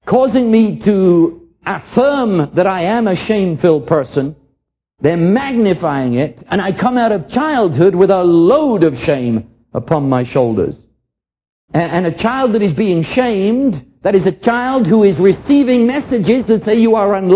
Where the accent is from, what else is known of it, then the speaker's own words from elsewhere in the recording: London, United Kingdom; I was raised in London during the war